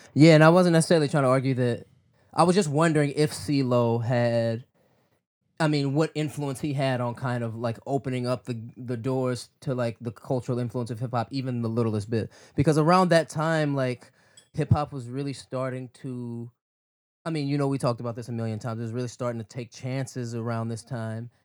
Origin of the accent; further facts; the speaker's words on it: Midwest, United States; I'm still from the Midwest